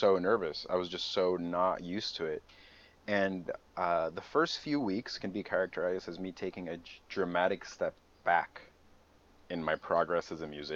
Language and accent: English; San Francisco, California, United States; also born or lived in Morelia, Mexico / Tijuana, Mexico; technically it was my hometown